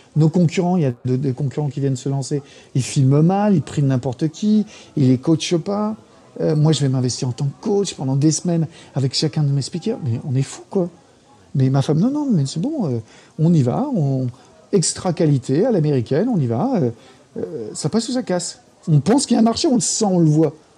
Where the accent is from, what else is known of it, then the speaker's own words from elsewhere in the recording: France; moved away as an adult; also born or lived in United States; je suis petit français